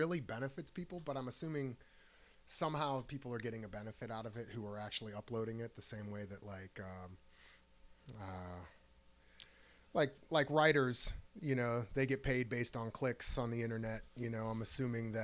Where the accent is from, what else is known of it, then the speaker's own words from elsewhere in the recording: Akron, Ohio, United States; I'm from Akron